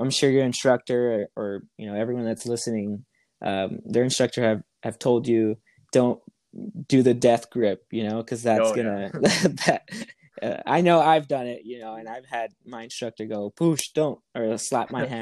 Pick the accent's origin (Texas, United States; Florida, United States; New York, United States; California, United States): California, United States; Los Angeles; I am from Southern California, more specific, the LA area